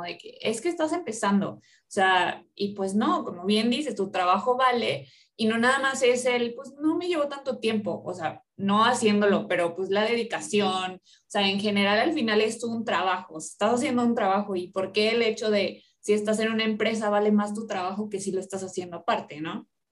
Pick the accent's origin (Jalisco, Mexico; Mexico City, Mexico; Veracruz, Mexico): Veracruz, Mexico; Orizaba; now in Monterrey, Mexico; yo soy de Orizaba, yo soy de provincia